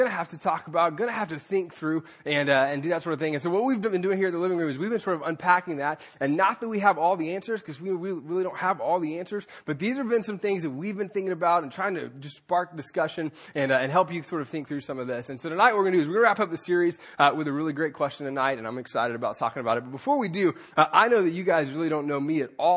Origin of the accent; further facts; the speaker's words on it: Anderson, South Carolina, United States; I grew up in Anderson, South Carolina